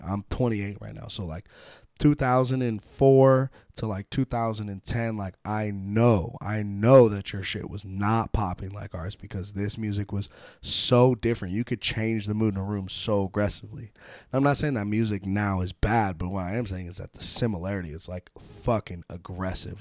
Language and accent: English; United States; being American